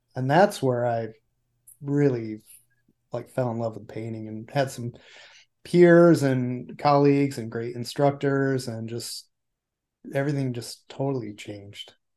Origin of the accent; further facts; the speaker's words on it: Cortland, New York, United States; moved away as an adult; also born or lived in Anchorage / Santa Ana; I was born in Cortland, New York, which is central New York